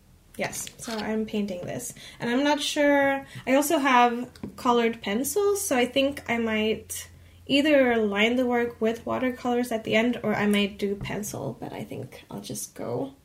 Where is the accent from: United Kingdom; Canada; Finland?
Finland; I'm from Finland and I also live in the Helsinki area.